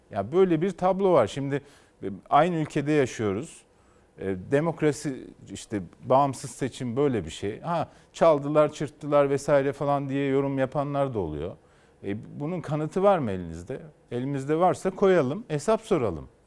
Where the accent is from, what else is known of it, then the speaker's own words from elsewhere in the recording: Turkey; Hepimiz bu ülkede doğduk, bu ülkede büyüdük. Kendi nesillerimizi de burada sürdürmek istiyoruz. Hepimiz bu ülkeyi seviyoruz.